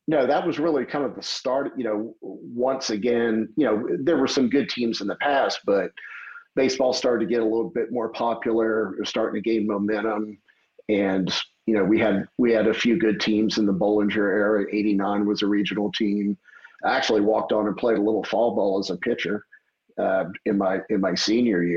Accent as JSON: {"language": "English", "town": "Metairie", "region": "Louisiana", "country": "United States", "tie": "born or raised there", "moved": "yes", "lives_now": "Austin, Texas, United States", "said": "I was born and raised in Metairie."}